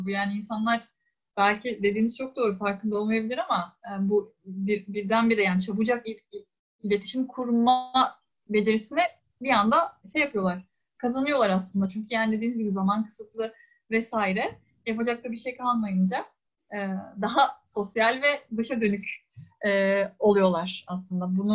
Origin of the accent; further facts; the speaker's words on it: Istanbul, Turkey; Ben çünkü İstanbul dışında, yani doğma büyüme İstanbul'da olduğum için.